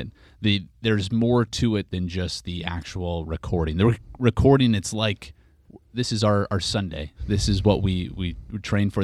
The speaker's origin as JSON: {"language": "English", "town": "Regina", "region": "Saskatchewan", "country": "Canada", "tie": "born or raised there", "moved": "as an adult", "lives_now": "San Francisco, United States", "said": "my hometown, of Regina"}